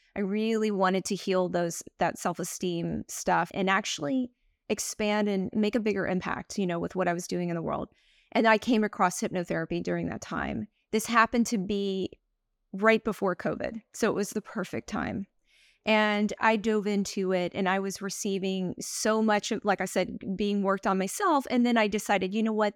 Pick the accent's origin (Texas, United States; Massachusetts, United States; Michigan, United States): Texas, United States; moved away as an adult; also born or lived in Greece / Taiwan / New York; I was born in Texas, and it's just a very kind of, the collective is quite a bit religious